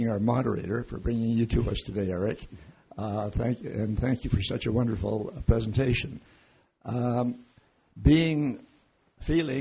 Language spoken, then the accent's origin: English; Lethbridge, Alberta, Canada; When I grew up here in Lethbridge as a young boy